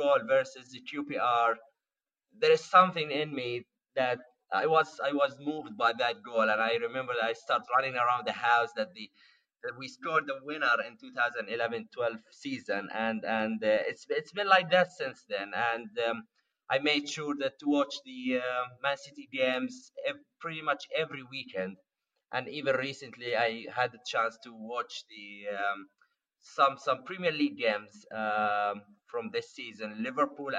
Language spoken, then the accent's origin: English; Palestine; moved away as an adult; now in Amsterdam, Netherlands; I am originally Palestinian, and I moved to the Netherlands 5 years ago